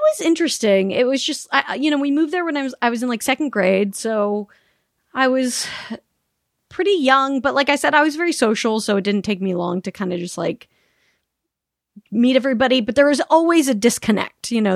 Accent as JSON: {"language": "English", "town": "Salt Lake City", "region": "Utah", "country": "United States", "tie": "born or raised there", "also_born_or_lived": "Palm Springs, California / Sacramento, California", "moved": "as an adult"}